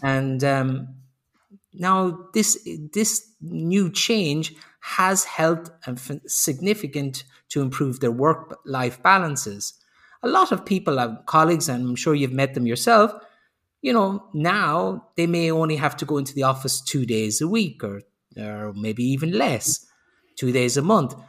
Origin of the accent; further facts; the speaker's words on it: Ireland; moved away as an adult; also born or lived in Sweden / Slovenia / Spain; now in Germany; I'm originally I'm originally Irish, but I've lived outside of Ireland for 30 years